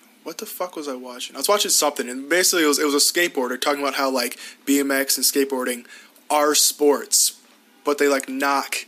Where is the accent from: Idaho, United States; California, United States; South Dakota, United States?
South Dakota, United States; I'm from South Dakota